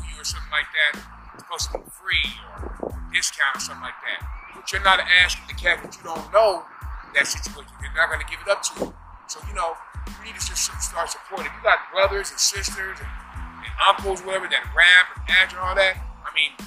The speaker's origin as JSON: {"language": "English", "town": "San Diego", "region": "California", "country": "United States", "said": "we are from San Diego"}